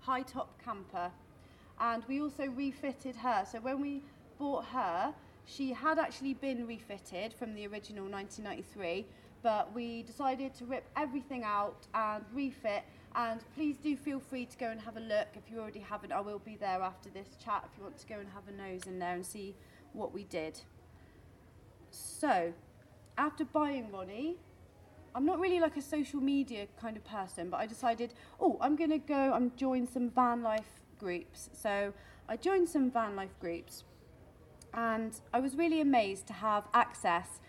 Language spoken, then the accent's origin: English; Devon, South West England, United Kingdom; I'm from Devon in the UK.